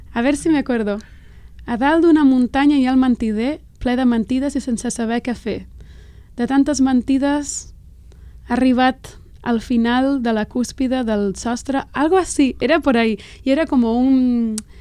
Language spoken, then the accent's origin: Spanish; Catalonia, Spain; first language Catalan; Spanish is a second language; moved away as an adult; now in United States; yo me siento catalana porque siento que es mi, mi cultura y es mi, el catalán es mi primera lengua, la, he hablado desde que nací. Aprendí el castellano a los cinco años